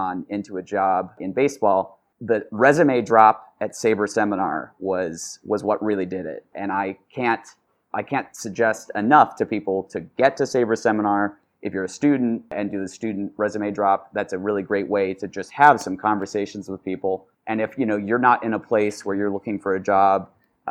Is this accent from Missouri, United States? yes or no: yes; Independence, Missouri, United States; moved away; where I grew up in Independence, Missouri